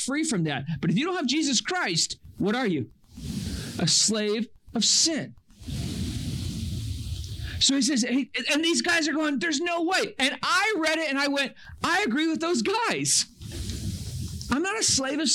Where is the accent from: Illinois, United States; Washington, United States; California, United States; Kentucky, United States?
California, United States; Northern; I grew up in Northern California